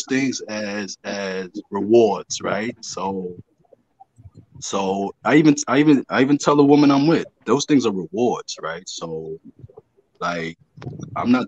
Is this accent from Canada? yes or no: no; Kingston, Jamaica; Jubilee Hospital, Kingston